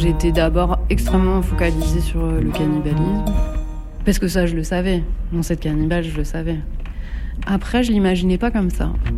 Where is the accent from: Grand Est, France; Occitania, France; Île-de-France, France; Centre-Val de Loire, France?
Centre-Val de Loire, France; Bourges; also born or lived in Paris; now in Nemours, France; j'ai grandi à Bourges et après j'ai vécu euh, à Paris, en région parisienne